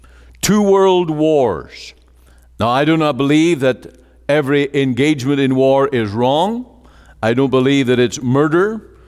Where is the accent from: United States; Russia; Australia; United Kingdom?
United Kingdom; Northern Ireland; now in Canada; I was closer to murder here in Canada than any time in all the mayhem and the disorder that I grew up in Northern Ireland.